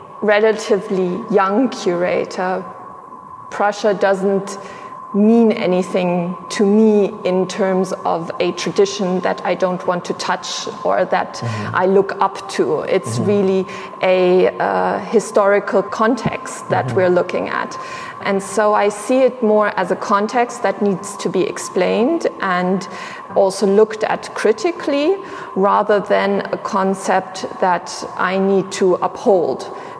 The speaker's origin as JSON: {"language": "English", "country": "Sierra Leone", "tie": "born or raised there", "also_born_or_lived": "Tanzania", "said": "So if we're talking about me individually, I grew up in Sierra Leone and in Tanzania. And so for me, my identification with being German is something that came much, much later on."}